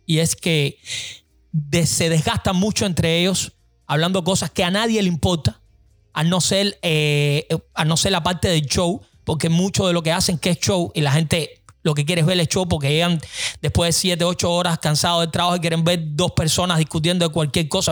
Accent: Cuba; moved away; la grandeza que tenemos nosotros como cubanos

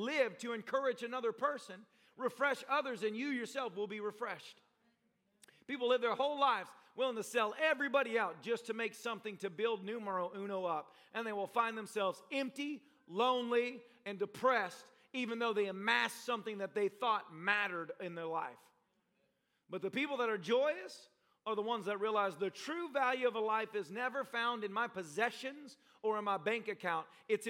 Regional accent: Nashville, Tennessee, United States; also born or lived in Tampa, United States; when I went to Bible college in Tampa, Florida, I came from Nashville, Tennessee.

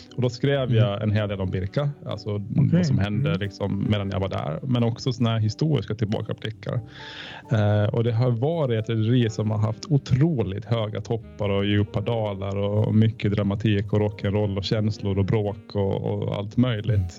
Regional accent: Åland Islands; som ålänning

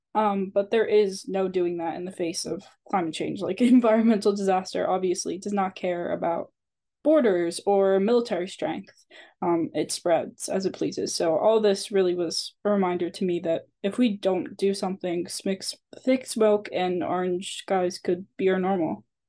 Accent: Bucks County, Pennsylvania, United States; we're all students from Bucks County, Pennsylvania

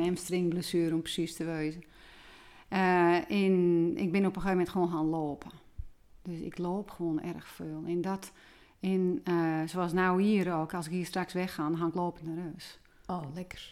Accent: Volendam, North Holland, Netherlands; also born or lived in Edam; ik kom natuurlijk van Volendam

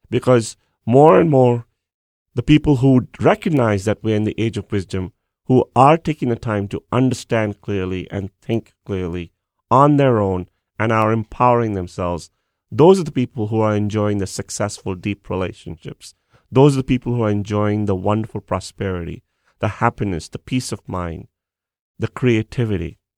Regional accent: India; moved away as an adult; now in United States

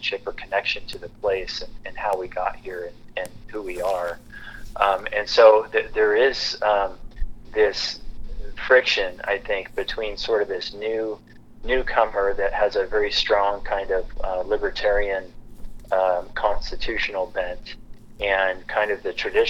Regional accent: Lewiston, Idaho, United States; moved away as an adult; now in Sandpoint, United States; I grew up in Lewiston, which is about 200 miles south

